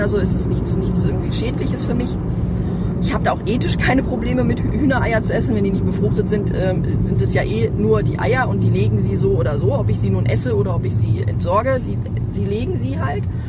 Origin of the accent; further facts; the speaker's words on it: Hanover, Lower Saxony, Germany; also born or lived in Ronnenberg; es war halt mitten, mitten in Hannover, mitten in der Stadt